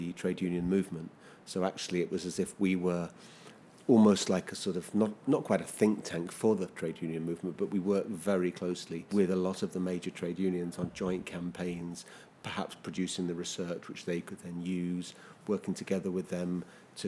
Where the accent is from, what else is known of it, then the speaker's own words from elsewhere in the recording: London, United Kingdom; I come from London